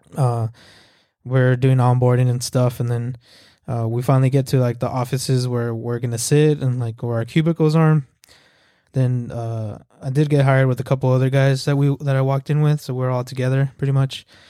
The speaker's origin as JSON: {"language": "English", "town": "El Paso", "region": "Texas", "country": "United States", "tie": "born or raised there", "moved": "as an adult", "lives_now": "Fort Worth, United States", "said": "I'm from El Paso, Texas. Uh, shout out E P T, born and raised"}